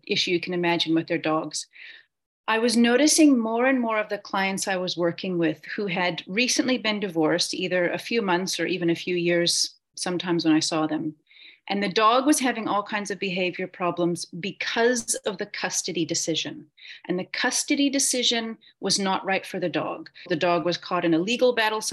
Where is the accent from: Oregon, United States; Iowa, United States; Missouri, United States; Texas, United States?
Oregon, United States; Portland; moved away as an adult; now in Cape Town, South Africa; I am originally from Oregon in the States. I grew up in Portland